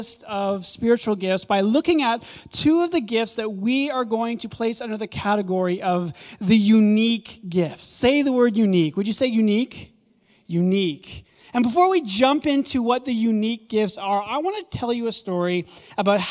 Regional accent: Ottawa, Ontario, Canada; also born or lived in Kanata; I grew up in Orleans, here on the east side of Ottawa, and so spent the majority of my early childhood all the way up to about 10 years old living in Orleans

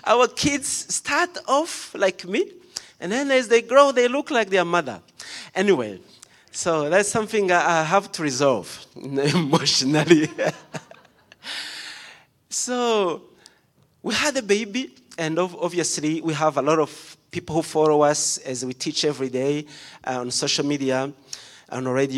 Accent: Rwanda; moved away; I was born in Rwanda

